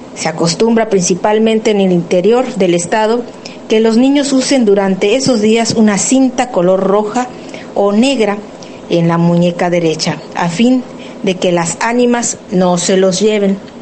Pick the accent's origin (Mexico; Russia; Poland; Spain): Mexico; mexicana, cantante de lenguas originarias